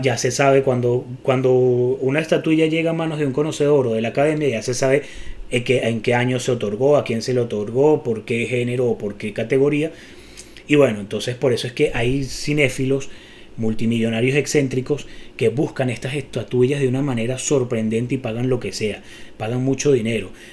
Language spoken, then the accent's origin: Spanish; Venezuela; somos venezolanos